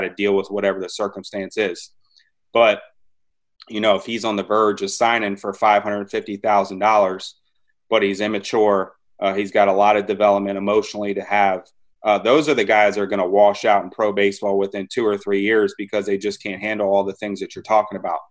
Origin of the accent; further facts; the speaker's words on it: Maryland, United States; I grew up in Maryland. I'm like the most born and bred